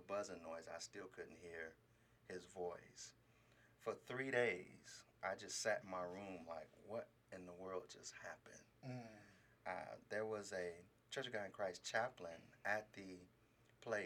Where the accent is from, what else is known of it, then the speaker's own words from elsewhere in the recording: Los Angeles, California, United States; moved away as an adult; also born or lived in Stockton, California; Originally from Los Angeles. I'm from a little quiet town called South Central Los Angeles